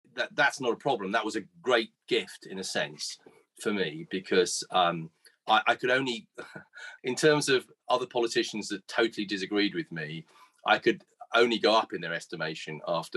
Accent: Guernsey; in 1964 when I was born here in Guernsey

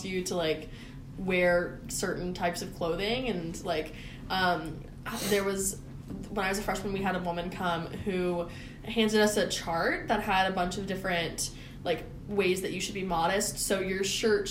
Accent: Georgia, United States; I am from Georgia, and I went to a private school

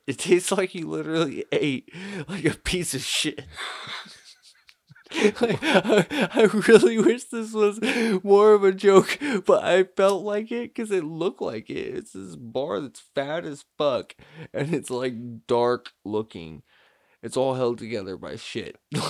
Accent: United States; I'm an American.

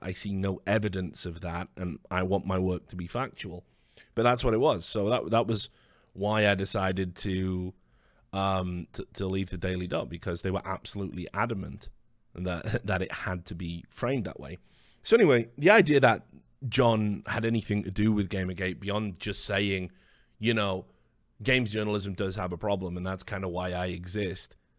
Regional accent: United Kingdom; as a Brit

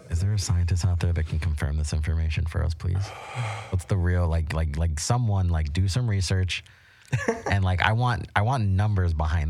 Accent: Florida, United States; moved away as an adult; now in Las Vegas, United States; I'm from Florida.

